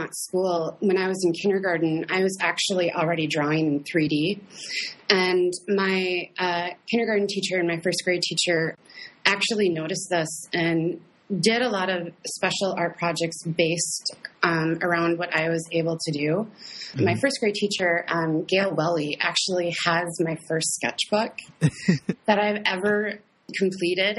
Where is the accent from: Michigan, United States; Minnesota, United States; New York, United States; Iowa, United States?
Minnesota, United States; Fergus Falls; I am originally from Fergus Falls, Minnesota